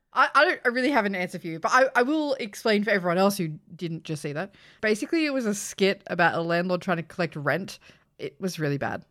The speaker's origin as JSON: {"language": "English", "country": "Australia", "said": "me being Australian"}